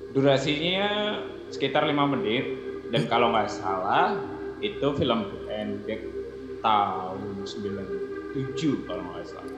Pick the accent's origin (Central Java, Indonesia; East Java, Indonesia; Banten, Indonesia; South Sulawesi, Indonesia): East Java, Indonesia; Batu; moved away as an adult; also born or lived in Jakarta; aku asalnya dari kota Batu